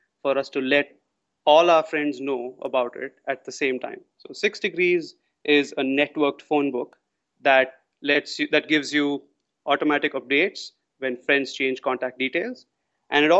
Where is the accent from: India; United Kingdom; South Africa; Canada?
India; moved away as an adult; now in Singapore; I'm from India originally.